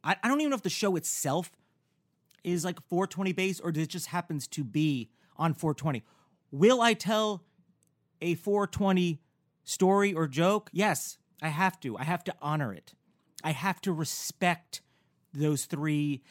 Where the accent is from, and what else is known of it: Newburgh, New York, United States; born or raised there; moved away as an adult; also born or lived in Bergen County, New Jersey; now in Los Angeles, United States